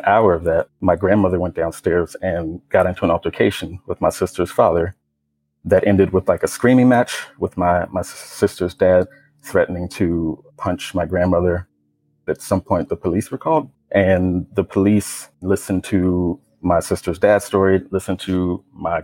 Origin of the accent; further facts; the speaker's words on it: Richmond, Virginia, United States; I grew up in Richmond, Virginia, me living with my mom and my sister's dad and my grandmother